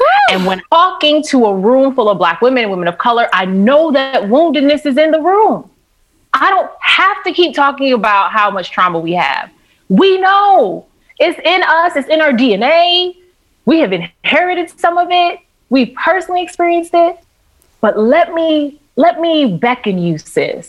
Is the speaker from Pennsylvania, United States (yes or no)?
no; New York City, New York, United States; growing up in New York City and being on the subway with my mom at like 4, 5, 6 years old